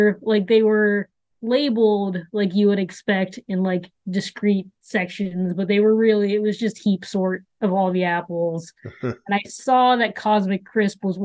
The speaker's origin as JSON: {"language": "English", "town": "Miami", "region": "Florida", "country": "United States", "tie": "born or raised there", "moved": "yes", "said": "I grew up in Miami"}